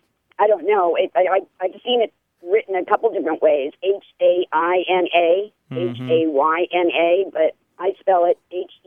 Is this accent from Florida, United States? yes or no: no; northeastern Pennsylvania, United States; now in Eau Claire, United States; in northeastern Pennsylvania, where I grew up.